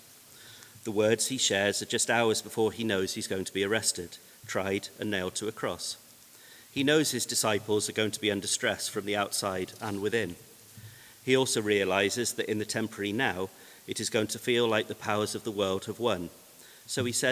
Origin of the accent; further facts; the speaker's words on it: Gloucester, South West England, United Kingdom; I'm from Gloucester, born and bred